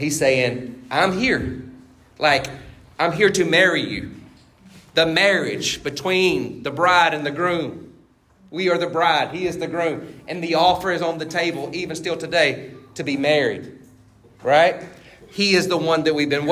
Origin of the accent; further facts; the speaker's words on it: Baskin, United States; I grew up in Baskin. I grew up in that church. I grew up there